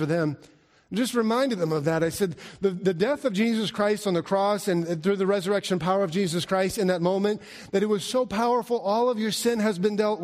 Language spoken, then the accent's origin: English; Alaska, United States; moved away; I grew up in Alaska, and growing up in Alaska, we didn't have tornadoes.